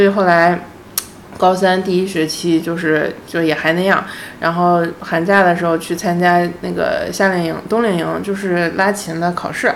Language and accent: Chinese; Beijing, China; also born or lived in Japan / Shenzhen / Shanghai; 我是北京人，我老公是上海人，然后我们自己家里有房